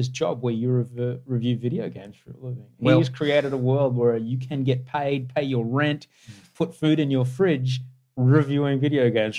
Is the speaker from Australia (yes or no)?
yes; Queensland, Australia; I grew up in Queensland during the Fitzgerald inquiry years